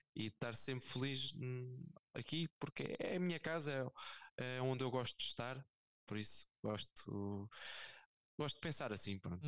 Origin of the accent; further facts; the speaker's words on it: Olho Marinho, Centro, Portugal; also born or lived in France; eu sou do Olho Marinho, ou seja, é uma, uma terra, uma, uma pequenina